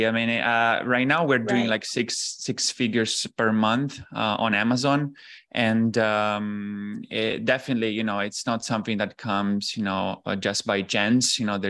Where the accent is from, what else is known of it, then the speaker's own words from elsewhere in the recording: Italy; English is a second language; moved away as an adult; also born or lived in Shanghai, China; I'm originally from Italy. After basically university, I graduated in economics, and then I went on with like a master program that basically got me into an internship in Shanghai.